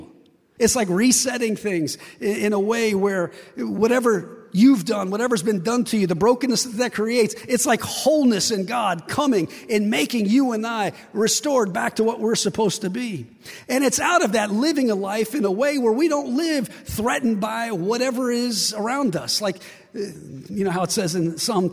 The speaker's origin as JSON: {"language": "English", "region": "West Virginia", "country": "United States", "said": "I'm from West Virginia."}